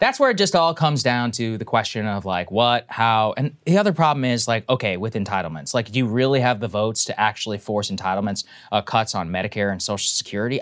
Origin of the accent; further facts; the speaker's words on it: College Station, Texas, United States; my hometown, College Station, the Georgia H W Bush presidential library is there.